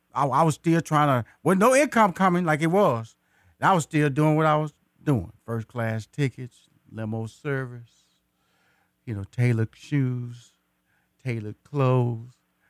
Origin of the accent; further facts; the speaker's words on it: Houston, Texas, United States; also born or lived in Atlanta, United States; And I am a native Houston. I was born in Houston. I went to high school in Houston. I went to college in Houston. I got married in Houston. And I still live in Houston